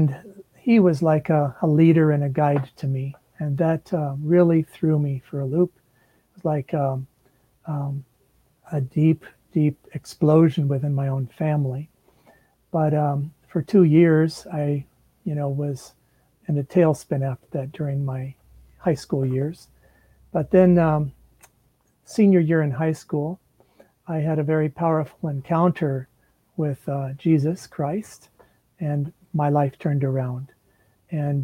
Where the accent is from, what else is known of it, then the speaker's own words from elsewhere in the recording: Kansas City, Missouri, United States; also born or lived in Orlando, Florida; I was born in Orlando, Florida, and my dad was in the Air Force. We moved back to Kansas City, his home, when he was a little boy, and where my mom and dad met, back when I was 9 years old